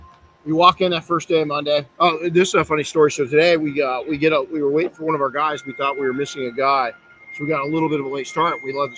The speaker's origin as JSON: {"language": "English", "region": "Southern California", "country": "United States", "tie": "born or raised there", "said": "I grew up in Southern California where the Santa Ana winds."}